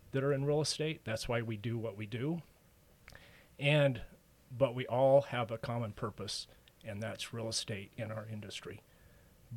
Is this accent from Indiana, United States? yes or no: no; Ogden, Utah, United States; also born or lived in Francis, Utah; I grew up in the Ogden Roy area